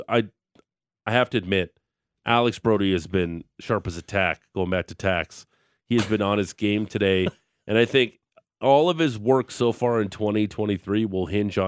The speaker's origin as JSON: {"language": "English", "town": "Niagara Falls", "region": "Ontario", "country": "Canada", "moved": "yes", "lives_now": "Calgary, Canada", "said": "I'm from Niagara Falls, so don't... I'm not from Toronto."}